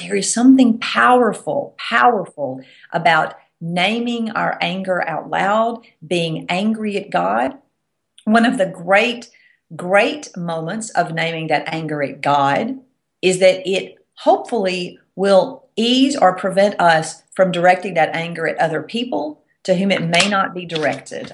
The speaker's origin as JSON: {"language": "English", "region": "the South", "country": "United States", "accent": "Southern", "said": "I'm from the South, if you can't tell from my accent."}